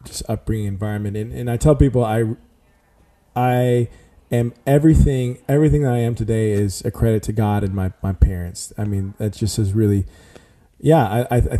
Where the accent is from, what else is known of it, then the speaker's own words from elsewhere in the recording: San Antonio, Texas, United States; moved away as an adult; also born or lived in Dallas, Texas / Houston, Texas; now in Nashville, United States; Born in Dallas, raised in San Antonio, Texas